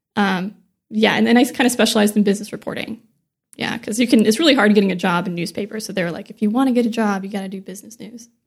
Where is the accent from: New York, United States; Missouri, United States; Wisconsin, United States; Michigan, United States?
Missouri, United States; near Joplin; born or raised there; now in San Diego, United States